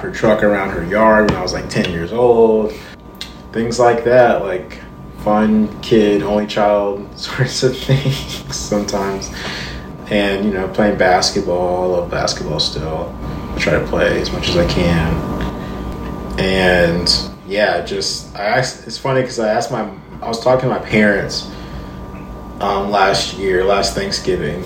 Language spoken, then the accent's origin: English; Charlotte, North Carolina, United States; also born or lived in Columbia, South Carolina; now in Nashville, United States; I was born in South Carolina, Columbia, South Carolina. I grew up in Charlotte, North Carolina, and now I've lived in Nashville for a decade.